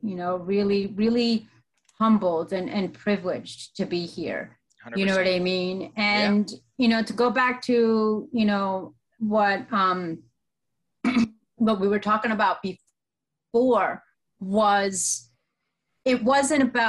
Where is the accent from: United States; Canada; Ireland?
United States; also born or lived in Colombia; I was born and raised in America.